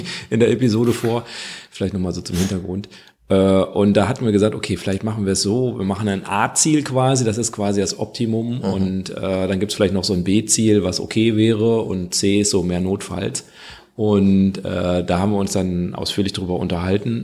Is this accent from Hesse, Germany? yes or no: no; Kreis Viersen, North Rhine-Westphalia, Germany; ich komme ja aus dem Kreis Viersen